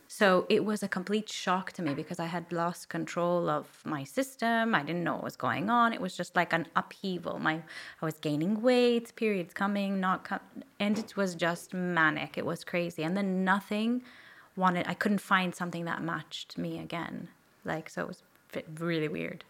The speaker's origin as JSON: {"language": "English", "town": "Toronto", "region": "Ontario", "country": "Canada", "accent": "non-Maltese", "moved": "as an adult", "lives_now": "Malta", "said": "I'm from Toronto"}